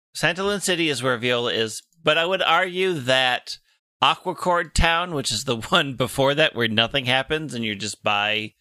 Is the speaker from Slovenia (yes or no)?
no; Minnesota, United States; ambassador to the Mall of America in my home state